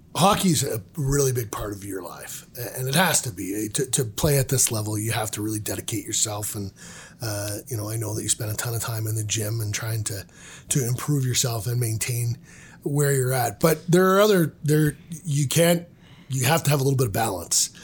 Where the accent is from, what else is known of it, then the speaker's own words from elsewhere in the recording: Ontario, Canada; I'm growing up in Ontario